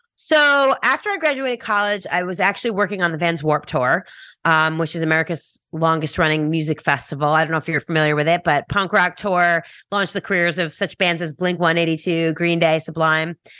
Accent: New York, United States; I'm from New York, you know, I'm very blunt, straightforward, fast-talking New Yorker.

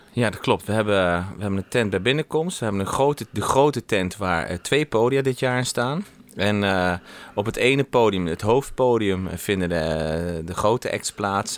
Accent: Netherlands; now in Germany; ik ben gewoon Nederlander en we wonen in Sieflieg

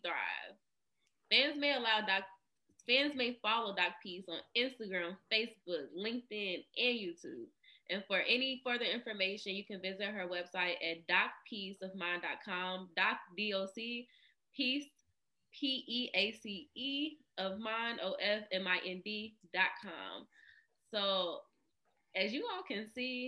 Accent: Kentucky, United States; now in California, United States; I'm from Kentucky

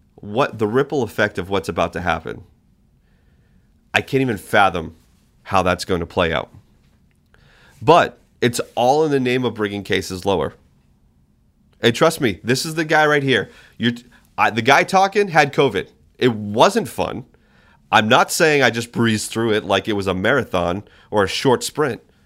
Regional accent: New Hampshire, United States; now in Alaska, United States; my home state, New Hampshire. Was my home state

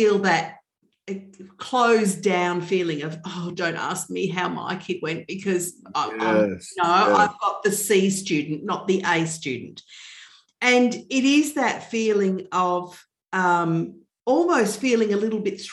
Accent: Melbourne, Victoria, Australia; I'm from Melbourne in Australia.

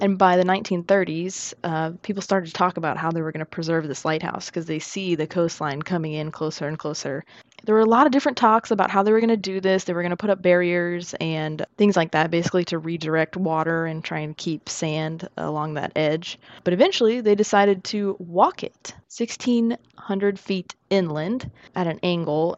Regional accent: United States; I'm also American

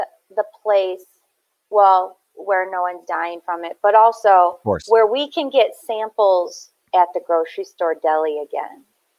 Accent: Detroit, Michigan, United States; accent: Midwest; also born or lived in Park Ridge, Illinois; I was born in Park Ridge, Illinois, but then my family moved to around Detroit, Michigan.

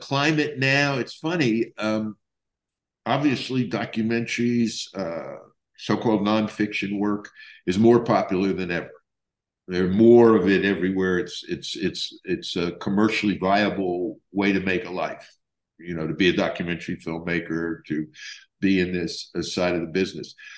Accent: New York City, New York, United States; also born or lived in Israel; I was born in New York City. And so I was riding the subways, you know, when I was an infant

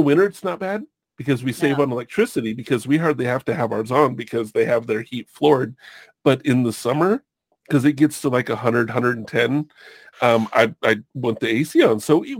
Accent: Long Beach, California, United States; also born or lived in Hawaii; now in Washington, United States; I grew up in Long Beach.

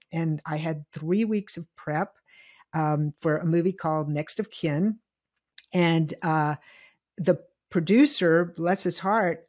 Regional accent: Virginia, United States; moved away; I'm from the South. I grew up in integration.

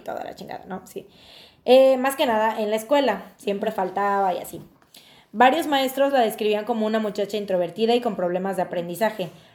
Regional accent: Veracruz, Mexico; nosotros es, en Veracruz, jarochos, jaranas

